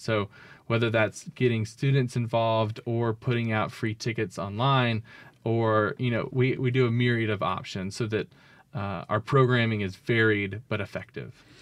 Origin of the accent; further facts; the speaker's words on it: Jackson, Mississippi, United States; also born or lived in Starkville, Mississippi; I grew up in Bellhaven